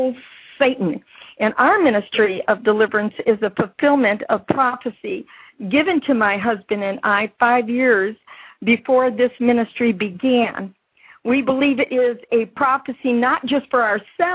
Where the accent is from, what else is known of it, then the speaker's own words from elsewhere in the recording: Chicago, Illinois, United States; I was born and raised a Catholic in Chicago, Illinois